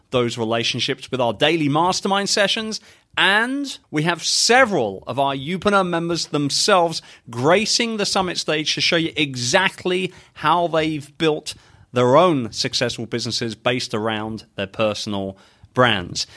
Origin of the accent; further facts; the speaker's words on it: London, United Kingdom; moved away; I'm a very proud Brit, born and raised in London